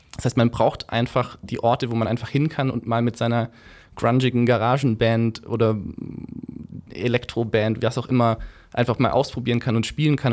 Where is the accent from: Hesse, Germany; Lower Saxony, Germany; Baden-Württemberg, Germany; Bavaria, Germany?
Baden-Württemberg, Germany; Kirchheim unter Teck; accent: Swabian; moved away as an adult; also born or lived in Ludwigsburg; now in Berlin, Germany; ich komme aus Kirchheim, habe in Ludwigsburg lange studiert